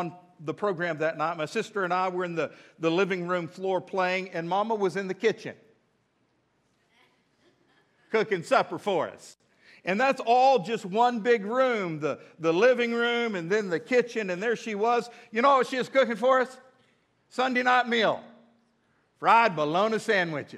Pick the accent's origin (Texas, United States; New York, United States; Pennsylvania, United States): Texas, United States; Midland; now in Fort Smith, United States; I'm from Midland, Texas